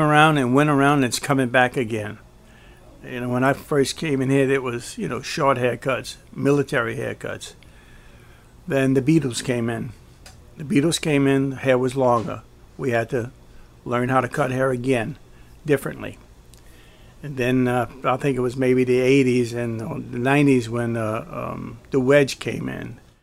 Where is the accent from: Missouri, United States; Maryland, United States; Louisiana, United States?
Louisiana, United States; New Orleans; also born or lived in Gretna, Louisiana / Terrytown, Louisiana; in the Irish Channel, and I grew up and went to grade school there and high school, Redemptorist High School